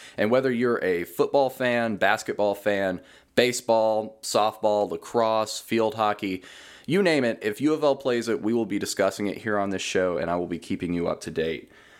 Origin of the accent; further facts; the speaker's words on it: Henderson, Kentucky, United States; moved away as an adult; now in Louisville, United States; I'm originally from Henderson, Kentucky, but I now live just outside of Louisville.